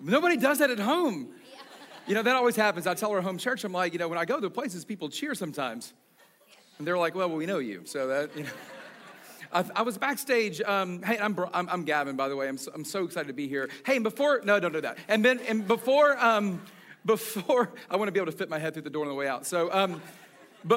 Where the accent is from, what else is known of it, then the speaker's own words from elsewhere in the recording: Atlanta, Georgia, United States; I was born and raised in Atlanta